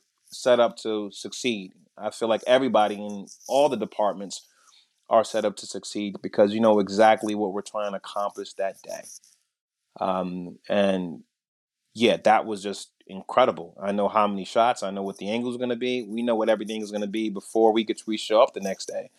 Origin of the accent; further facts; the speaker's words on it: New York City, New York, United States; I grew up in Brooklyn.